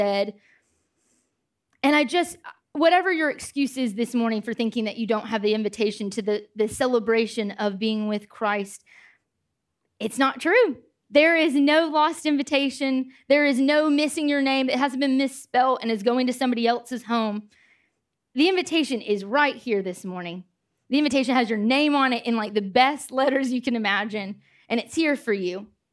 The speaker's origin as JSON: {"language": "English", "country": "United States", "also_born_or_lived": "Nottingham, United Kingdom", "moved": "as an adult", "said": "I'm from America."}